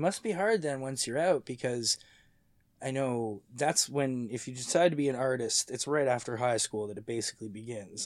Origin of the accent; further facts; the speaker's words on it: Mississauga, Ontario, Canada; also born or lived in St. Catharines; I was born in seventy-seven, and I moved from Saint Catharines to Mississauga when I was, uh, like nine